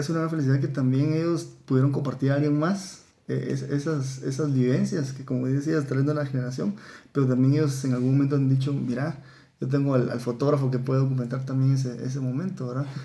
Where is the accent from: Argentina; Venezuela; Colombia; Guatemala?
Guatemala; cómo nosotros como guatemaltecos vemos